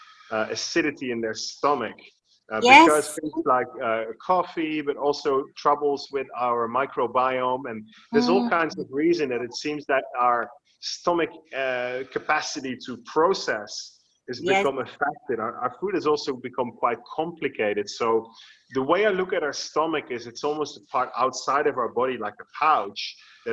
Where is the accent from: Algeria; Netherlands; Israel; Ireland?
Netherlands; now in Bali, Indonesia; I was born in the Netherlands